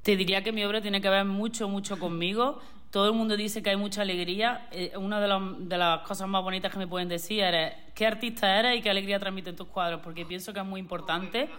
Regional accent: Córdoba, Andalusia, Spain; moved away as an adult; also born or lived in Switzerland; now in Torremolinos, Spain; Yo soy de Córdoba

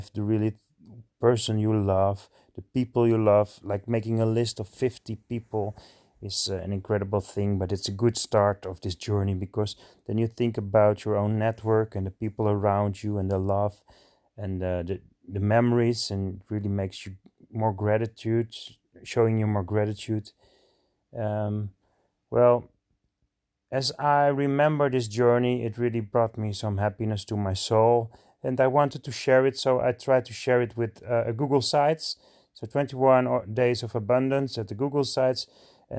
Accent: Alkmaar, North Holland, Netherlands; I'm from Alkmaar, the Netherlands. So I live in Holland.

